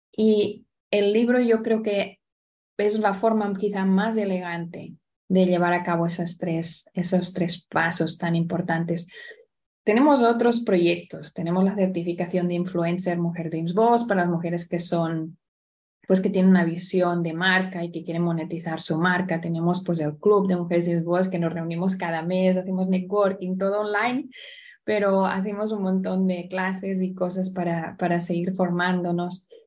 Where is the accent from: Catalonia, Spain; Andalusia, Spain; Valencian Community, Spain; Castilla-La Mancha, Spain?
Catalonia, Spain; Barcelona; also born or lived in Florida / South Carolina; now in Indianapolis, United States; nací al otro lado del charco, vengo de Barcelona